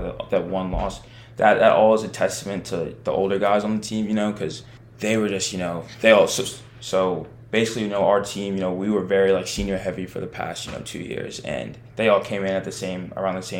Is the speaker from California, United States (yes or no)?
no; Maryland, United States; I was born in Maryland, and I was familiar with the area